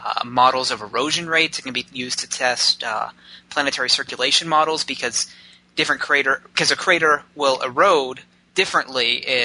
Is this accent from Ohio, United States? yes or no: yes; Cincinnati, Ohio, United States; moved away as an adult; also born or lived in Missouri / Cleveland, Ohio; now in Boulder, United States; I was raised in Ohio from the age of 2.5